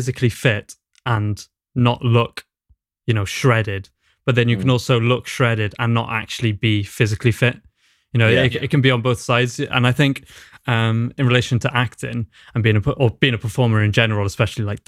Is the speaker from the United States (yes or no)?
no; Newport, Wales, United Kingdom; moved away as an adult; also born or lived in Carmarthen; now in Cardiff, United Kingdom; I grew up in Newport, I'm from Newport.